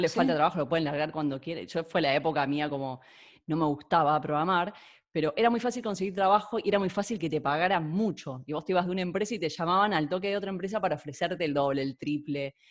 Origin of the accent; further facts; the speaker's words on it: Argentina; now in Catalonia, Spain; siento que el argentino, que es nosotros hablamos castellano